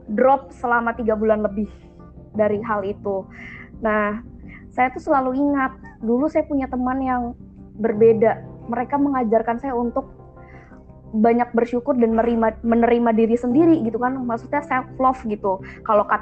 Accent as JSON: {"language": "Indonesian", "region": "Banten", "country": "Indonesia", "said": "Itu di Banten karena saya memang aslinya Banten."}